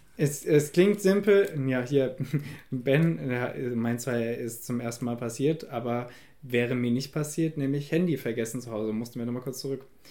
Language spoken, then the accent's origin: German; Germany; bei uns in Deutschland